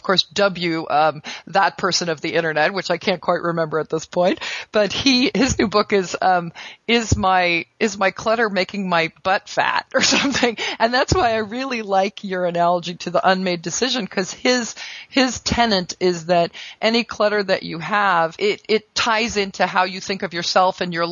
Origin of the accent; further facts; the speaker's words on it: United States; I'm an American